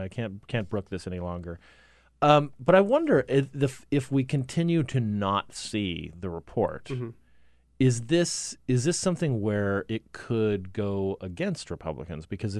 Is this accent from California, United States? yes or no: no; Arizona, United States; I mean, I'm from Arizona, and I spent about a week out there earlier this month